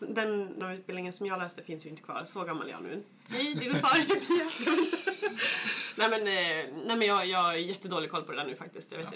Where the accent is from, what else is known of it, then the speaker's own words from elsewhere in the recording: Kilafors, Gävleborg County, Sweden; jag kommer från Hälsingeskogarna, en liten by som heter Kilafors